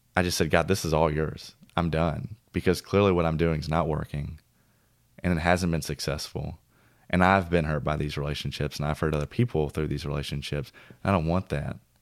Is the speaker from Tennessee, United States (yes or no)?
yes; Mount Juliet, Tennessee, United States; moved away; also born or lived in Old Hickory; my hometown where I grew up in Mount Juliet and Old Hickory